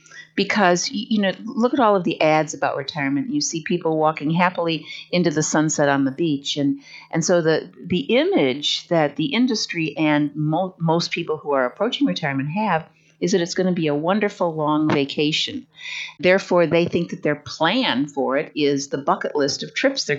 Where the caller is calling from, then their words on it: Huntsville, Alabama, United States; also born or lived in Naples, Florida; From Huntsville, Alabama. Now, that's a long story, but I lived in Naples, Florida for 31 years